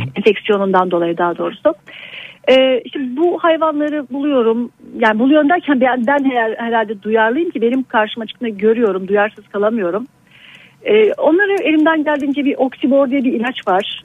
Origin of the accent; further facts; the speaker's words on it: Aegean Region, Turkey; moved away as an adult; also born or lived in Istanbul; Şu anda e, memleketim olan bir Ege kasabasındayım